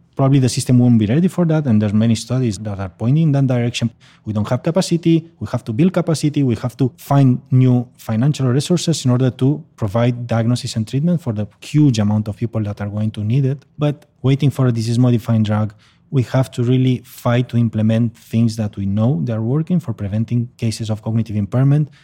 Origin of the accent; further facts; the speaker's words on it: Barcelona, Catalonia, Spain; a memory clinic in my hometown in Barcelona